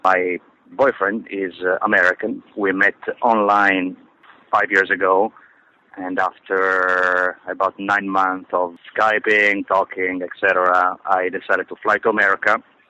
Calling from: Dubai, United Arab Emirates; moved away; I'm calling from the United Arab Emirates, and specifically Dubai

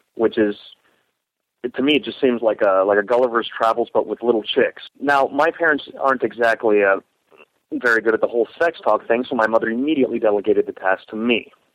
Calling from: Florida, United States; I'm calling from Florida.

